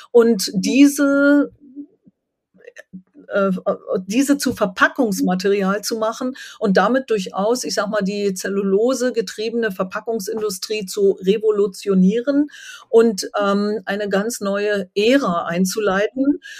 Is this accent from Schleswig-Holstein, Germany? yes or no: no; Brandenburg, Germany; ich lebe jetzt wieder in einer glazial geformten Landschaft, Würmeiszeit, auf einer Endmoräne und bin aufgewachsen in der Endmoränenlandschaft Nordostbrandenburgs.